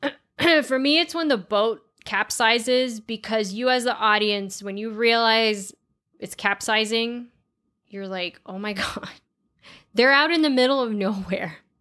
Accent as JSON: {"language": "English", "region": "Florida", "country": "United States", "said": "we are from Florida"}